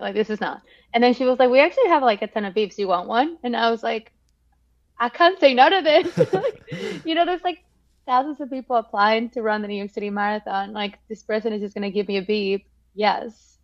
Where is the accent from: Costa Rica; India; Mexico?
Mexico; moved away; also born or lived in Melbourne, Australia / Boston, United States; I'm from Mexico